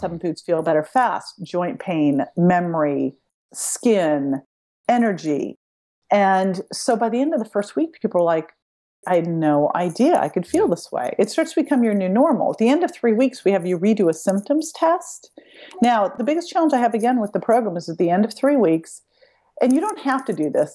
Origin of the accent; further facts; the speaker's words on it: Berkeley, California, United States; I grew up in Berkeley